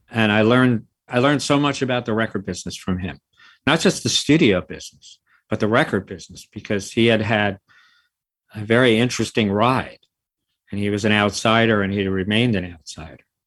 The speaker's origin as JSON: {"language": "English", "town": "New York City", "region": "New York", "country": "United States", "tie": "born or raised there", "also_born_or_lived": "California", "said": "I'm from the city. I've lived in the city almost my whole life. I grew up in the Bronx"}